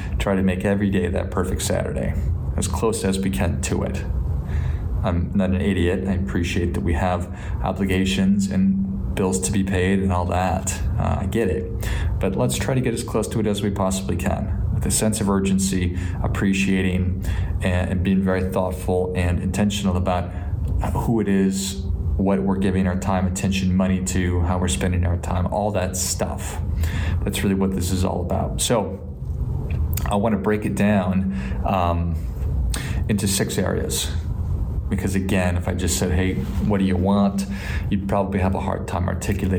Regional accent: Midwest, United States; I grew up in the Midwest

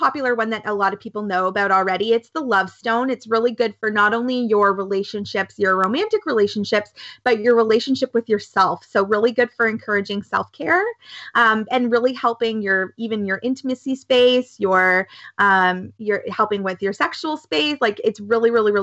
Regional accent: Canada; I'm so Canadian. Definitely so Canadian

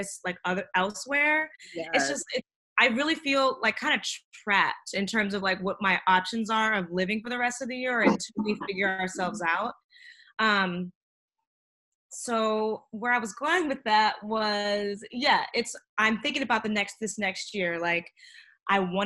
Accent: Pittsburgh, Pennsylvania, United States; now in New York, United States; I'm from Pittsburgh

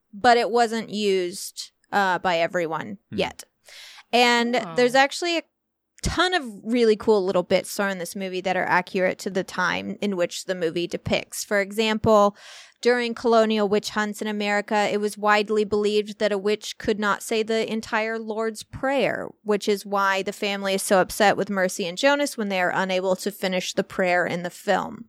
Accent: Illinois, United States; I am from Illinois

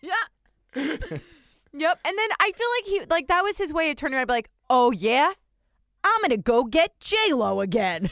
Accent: New Jersey, United States; also born or lived in New York; now in Boston, United States; I was raised in New Jersey. New York was my city

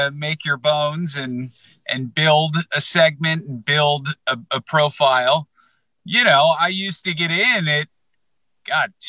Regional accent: United States; now in Chicago, United States; I grew up in the New York market

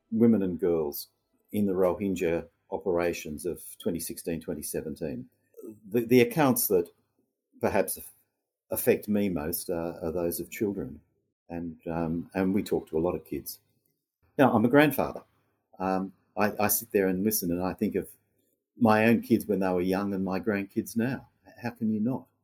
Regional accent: Australia; Um, I'm Australian. Um, I've always lived and worked in and from Australia

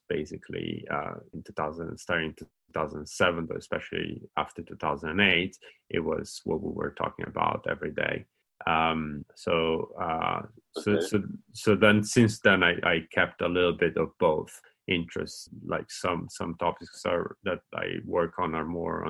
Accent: Italy; moved away as an adult; now in Oxford, United Kingdom; I'm from Italy.

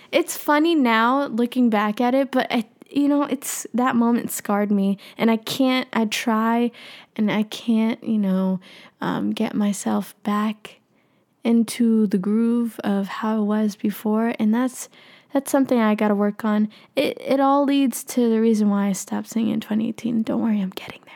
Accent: Philippines; I'm Filipino

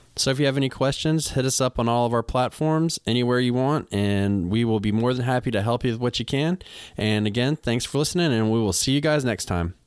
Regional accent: the South, United States; I'm from the South

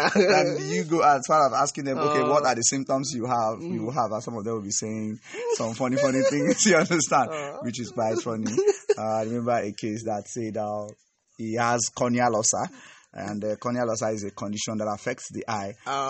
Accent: Enugu State, Nigeria; I hail from Enugu State.

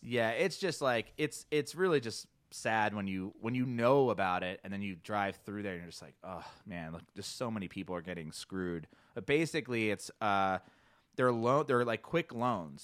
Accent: New Jersey, United States; now in Boulder, United States; growing up in South Jersey

